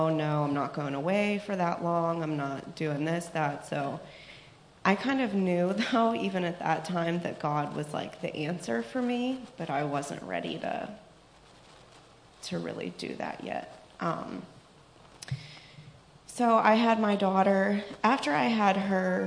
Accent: Pittsburgh, Pennsylvania, United States; I'm from Pittsburgh

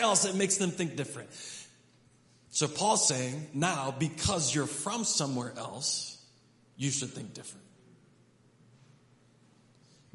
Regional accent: Hedgesville, West Virginia, United States; we're from America. And specifically, we're from Hedgesville

